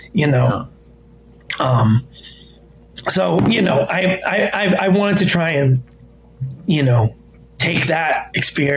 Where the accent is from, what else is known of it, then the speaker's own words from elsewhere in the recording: United States; I didn't grow up in Lebanon. I was born in America